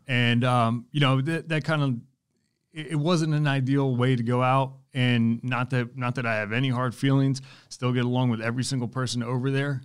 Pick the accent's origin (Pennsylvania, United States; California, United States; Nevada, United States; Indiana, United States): Pennsylvania, United States; moved away as an adult; now in North Carolina, United States; I'm from Pennsylvania, but moved down here two thousand twelve